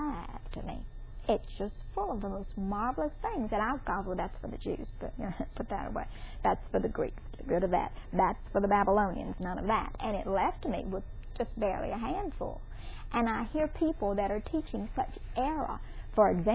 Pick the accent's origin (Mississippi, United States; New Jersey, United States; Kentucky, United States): Mississippi, United States; I'm from Mississippi